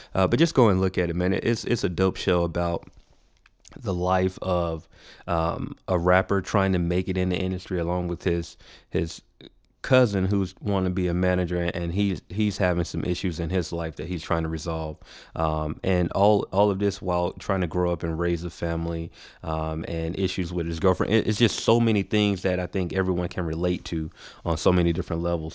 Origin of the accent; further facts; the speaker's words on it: Macon, Georgia, United States; moved away as an adult; now in Atlanta, United States; I was born here in Atlanta, but I was raised in a city called Macon, uh, Georgia.